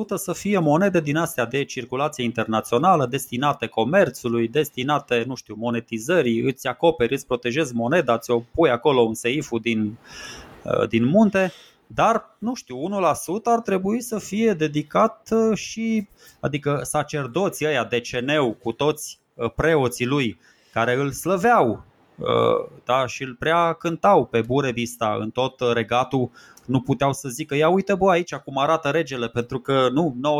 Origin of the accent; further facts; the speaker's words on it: Romania; suntem români